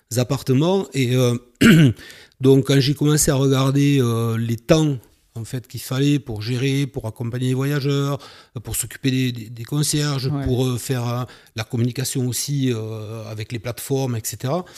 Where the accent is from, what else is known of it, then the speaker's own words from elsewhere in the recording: Carcassonne, Occitania, France; also born or lived in Toulouse; je suis originaire de Carcassonne